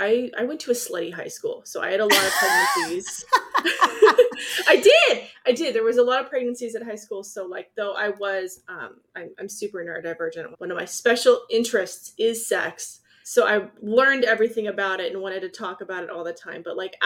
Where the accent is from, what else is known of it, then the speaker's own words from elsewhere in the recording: California, United States; also born or lived in Iowa; I'm from Southern California.